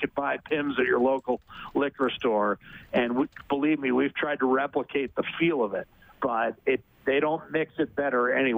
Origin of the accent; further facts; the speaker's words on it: Ohio, United States; 20 minutes north of my hometown, yeah.